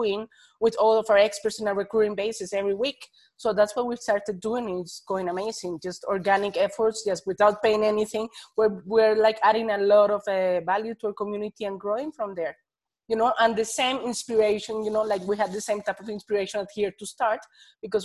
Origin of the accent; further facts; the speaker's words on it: Bogota, Bogotá Capital District, Colombia; moved away as an adult; now in Netherlands; I'm from Bogota, Colombia, and I have been living in the Netherlands for over 9 years